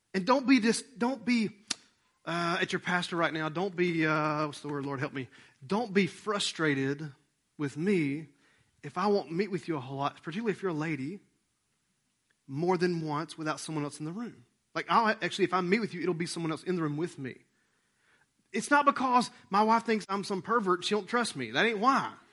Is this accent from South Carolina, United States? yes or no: no; Rome, Georgia, United States; we're from Rome, Georgia. And we act like we're a small town